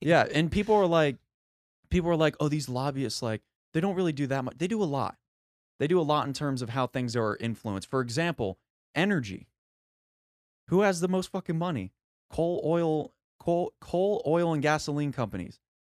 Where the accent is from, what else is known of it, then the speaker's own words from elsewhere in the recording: United States; as an American